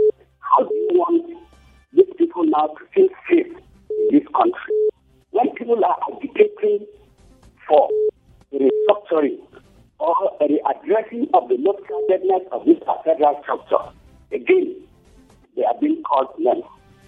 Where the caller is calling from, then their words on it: Kuru, Plateau, Nigeria; I'm calling from Kuru.